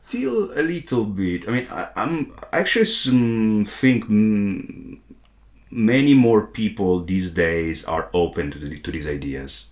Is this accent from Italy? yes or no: yes; Italy; my home country, Italy